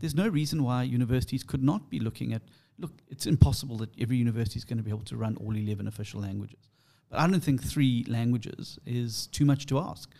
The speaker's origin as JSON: {"language": "English", "country": "South Africa", "said": "I'm an English South African"}